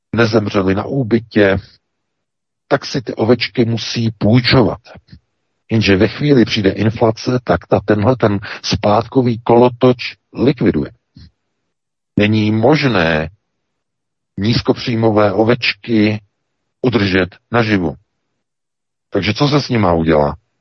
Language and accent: Czech; Czechia; now in Germany; my Češi